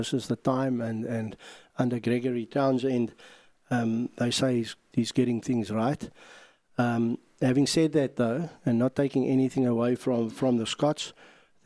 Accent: South Africa; we're from South Africa

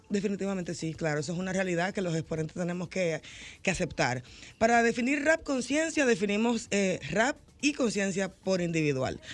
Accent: Santo Domingo Este, Distrito Nacional, Dominican Republic; yo vengo de un barrio, de un barrio populoso, yo vengo de Los Minas en los 90

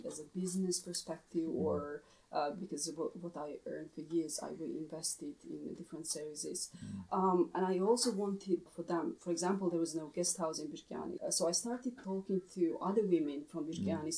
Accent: Pankisi Valley, Kakheti, Georgia; I was coming from Bangesi

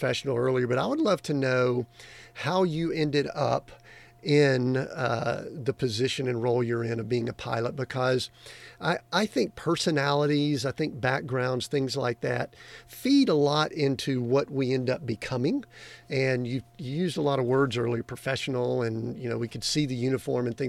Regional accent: Atlanta area, Georgia, United States; I grew up in the Atlanta area of the United States. And we were in a small town that was a suburb

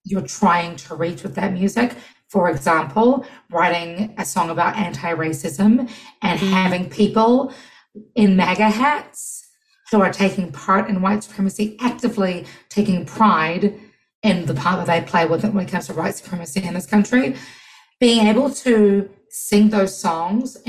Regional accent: New Zealand; now in United States; being first generation Kiwi

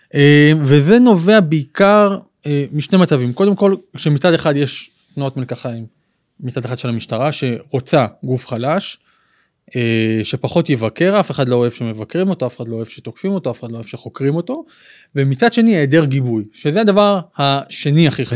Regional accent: Ashkelon, Southern District, Israel; now in Modi'in, Israel; אני גדלתי בבית אה, של הציונות הדתית, כיפה סרוגה קלאסית, אה, באשקלון

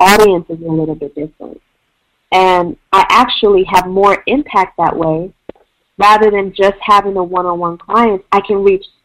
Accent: Midwest, United States; moved away as an adult; also born or lived in Washington, D.C.; now in Portland, United States; I'm originally from the Midwest and lived in D.C. for the past 4 or 5 years

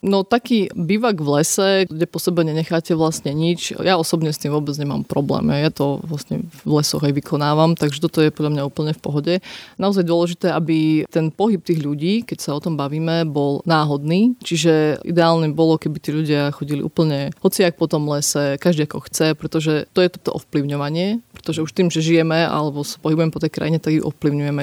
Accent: Podčergovie, Prešov Region, Slovakia; ja som z Podčergova

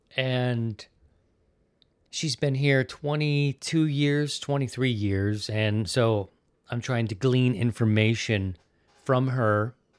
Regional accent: Baltimore, Maryland, United States; moved away as an adult; also born or lived in Philadelphia / Missouri; now in Sarasota, United States; I'm an East Coast kid, but I'm from Baltimore. I lived in Baltimore twenty-eight years

